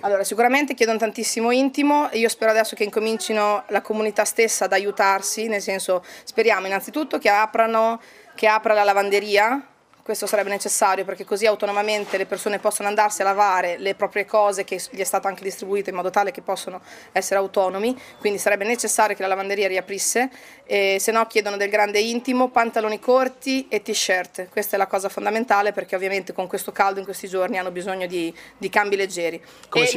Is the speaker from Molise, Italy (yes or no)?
no; Conselice, Emilia-Romagna, Italy; now in London, United Kingdom; abito a Londra, però sono originaria di Conselice